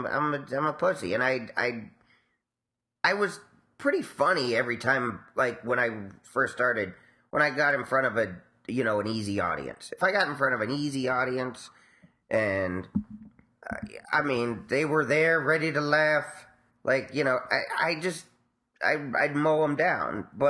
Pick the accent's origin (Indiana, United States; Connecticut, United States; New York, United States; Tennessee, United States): New York, United States; New York City; growing up in Spanish Harlem.